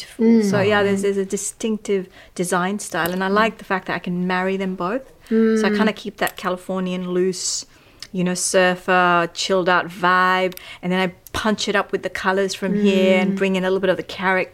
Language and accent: English; Kathmandu, Bagmati, Nepal; also born or lived in Los Angeles, United States; now in London, United Kingdom; I was raised in Kathmandu.